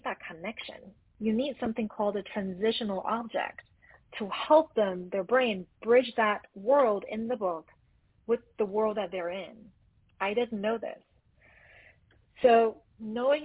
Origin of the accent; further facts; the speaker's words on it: Taiwan; now in Los Angeles, United States; I grew up in Taiwan all the way in Asia